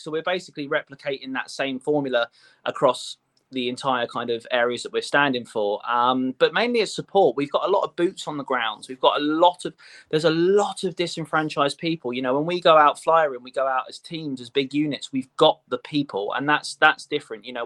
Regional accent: Portsmouth, South East England, United Kingdom; I'm a local person that lives in Paulsgrove. You know, I was brought up in Paulsgrove

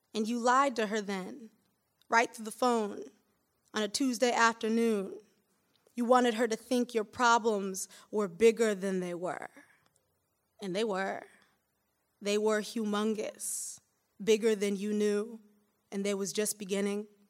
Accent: Michigan, United States; moved away as an adult; now in Brooklyn, United States; I'm from Michigan

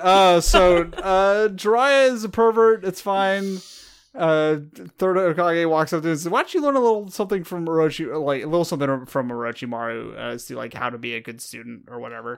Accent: California, United States; I'm from California

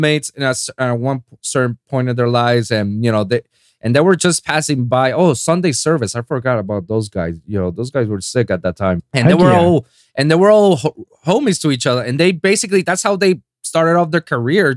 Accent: Puerto Rico; accent: Spanish; English is a second language; moved away as an adult; I'm from Puerto Rico. I was born and raised in the island for 25 years

